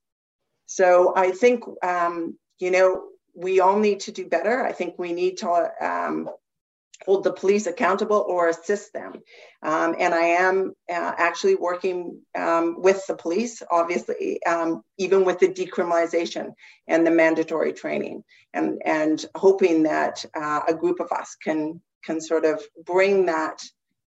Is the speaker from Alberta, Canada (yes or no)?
no; Terrace, British Columbia, Canada; I come from Terrace. I spent the majority of my life being raised there amongst First Nations culture